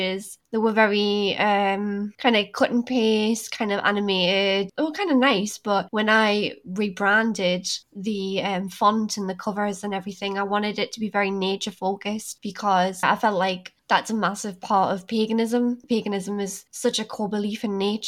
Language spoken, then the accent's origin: English; Newcastle upon Tyne, North East England, United Kingdom; I'm from Newcastle and I'm almost 30